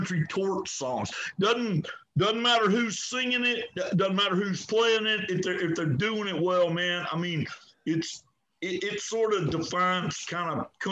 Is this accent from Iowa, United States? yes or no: no; near Houston, Texas, United States; growing up near Houston